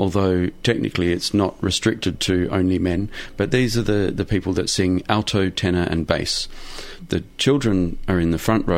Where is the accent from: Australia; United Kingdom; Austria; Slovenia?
Australia; Adelaide, South Australia; moved away; I grew up in Adelaide in South Australia